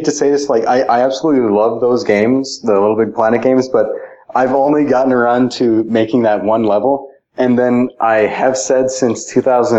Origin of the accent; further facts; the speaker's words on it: Minnesota, United States; moved away; I grew up in Minnesota in a town of like... less than 3,000 people.